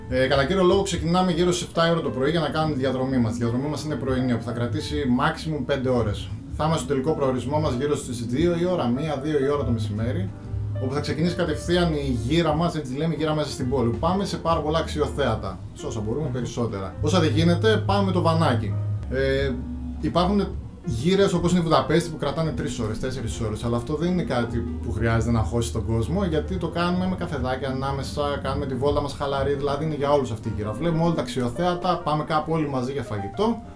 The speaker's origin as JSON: {"language": "Greek", "town": "Aridaia", "region": "Central Macedonia", "country": "Greece", "said": "η καταγωγή μου από την Αριδέα. Η Αριδέα βρίσκεται στα ολτρά Πόζαρ για όποιον ξέρει."}